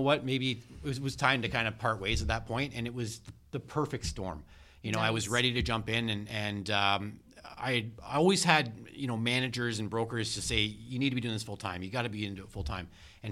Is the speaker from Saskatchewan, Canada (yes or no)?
no; Port Dover, Ontario, Canada; I grew up in Port Dover and I started my real estate career there part-time